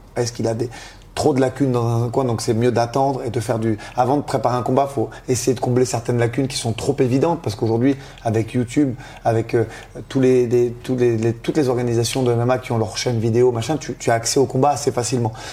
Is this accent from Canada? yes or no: no; France; étant d'origine italienne, de nationalité française